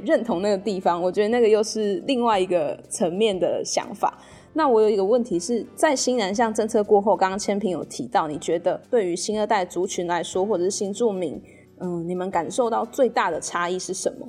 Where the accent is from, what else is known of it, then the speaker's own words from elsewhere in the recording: Taiwan; 我是台湾人